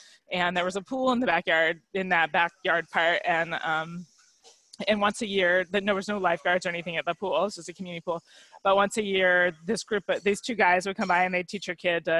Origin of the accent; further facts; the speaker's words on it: California, United States; also born or lived in Virginia / Colorado; so I grew up in California for a little bit, lived in Virginia for a very short stretch.